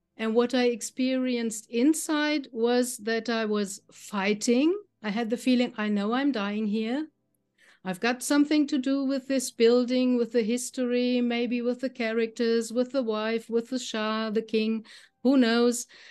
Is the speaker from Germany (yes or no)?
yes; Germany; I'm from Germany. I live in the middle of Germany, near to the town Frankfurt.